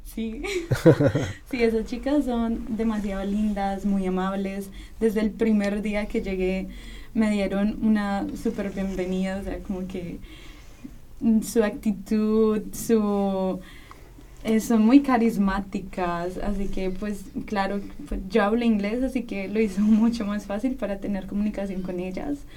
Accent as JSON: {"language": "Spanish", "country": "Colombia", "moved": "as an adult", "lives_now": "Vienna, Austria", "said": "soy de Colombia"}